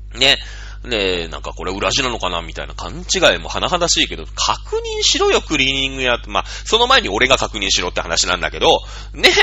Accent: Shizuoka, Japan; moved away; 僕の実家が静岡

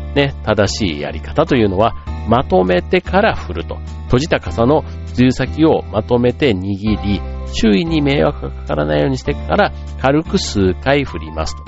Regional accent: Osaka, Japan; moved away; 僕大阪出身

